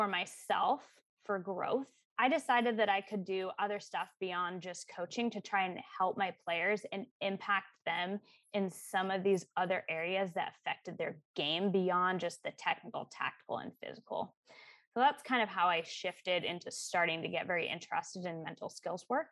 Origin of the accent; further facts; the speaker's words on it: Arizona, United States; moved away as an adult; also born or lived in Seattle; I grew up in Arizona and I stayed there for school.